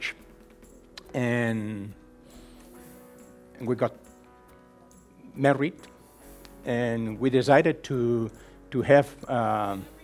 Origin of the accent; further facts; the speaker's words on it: Barcelona, Catalonia, Spain; English is a second language; also born or lived in United States; now in Olot, Spain; I was born in Barcelona City